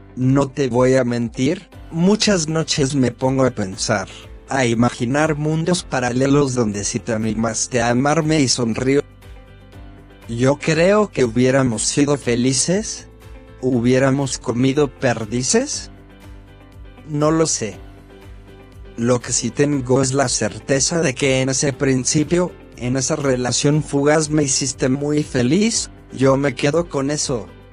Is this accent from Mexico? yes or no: no; Dolores, Buenos Aires Province, Argentina; mi pueblo, Dolores